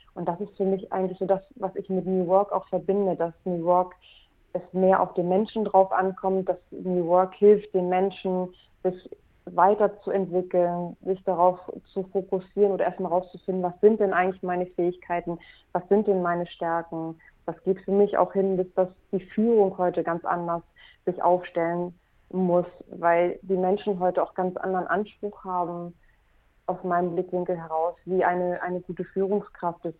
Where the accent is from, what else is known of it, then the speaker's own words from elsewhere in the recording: Hamburg, Germany; also born or lived in Mexico; Ich bin eine Hamburgerin, die seit vielen Jahren mit dem Herzen auch in Hamburg lebt